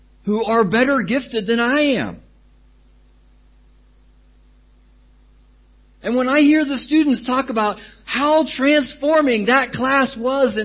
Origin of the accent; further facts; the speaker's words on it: United States; now in Thailand; I come from America